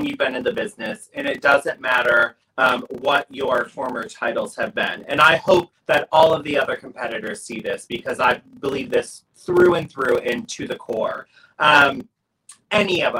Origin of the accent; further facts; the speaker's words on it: New York, United States; I'm from New York